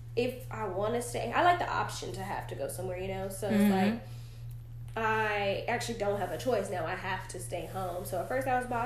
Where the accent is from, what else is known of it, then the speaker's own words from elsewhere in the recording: Dallas, Texas, United States; I was born and raised here in Dallas